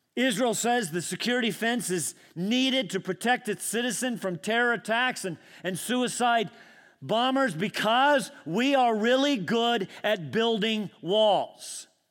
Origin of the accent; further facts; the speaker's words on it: Scotland, United Kingdom; moved away; I am a pesky Scot. I mean, no, really, I'm Scottish